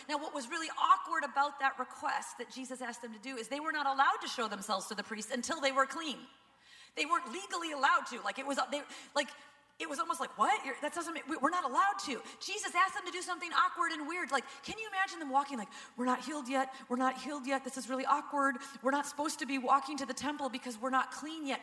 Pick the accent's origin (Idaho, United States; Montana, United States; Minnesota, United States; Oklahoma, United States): Minnesota, United States; we're from Minnesota